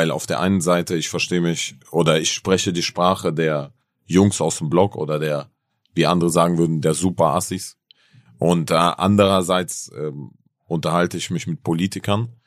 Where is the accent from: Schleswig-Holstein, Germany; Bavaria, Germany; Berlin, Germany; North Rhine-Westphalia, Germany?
Berlin, Germany; ich bin auch aus Berlin zum Beispiel, ganz ehrlich, hierher nach Hamburg extra gekommen